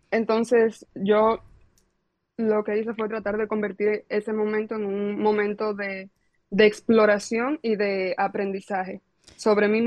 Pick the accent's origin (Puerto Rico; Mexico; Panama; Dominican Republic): Dominican Republic; now in London, United Kingdom; es de República Dominicana, y le digo, ay, soy dominicana.